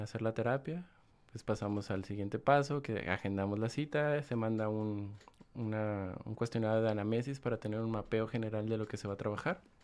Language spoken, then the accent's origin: Spanish; Guanajuato, Mexico; moved away as an adult; also born or lived in Salamanca, Guanajuato / León, Guanajuato; soy del estado de Guanajuato. Guanajuato. Viví en León mucho tiempo, nací en Salamanca, Guanajuato, pero ya llevo fuera de, León como siete años